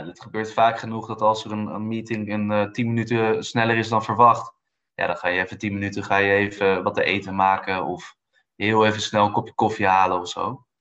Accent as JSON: {"language": "Dutch", "town": "Amsterdam", "region": "North Holland", "country": "Netherlands", "tie": "born or raised there", "also_born_or_lived": "Brussels / Munich", "moved": "as an adult", "said": "ben geboren en getogen in Amsterdam"}